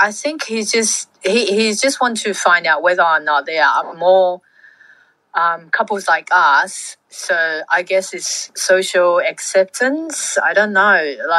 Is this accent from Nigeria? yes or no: no; Fiji; born there; I was born in Fiji to Welsh / Kiwi parents.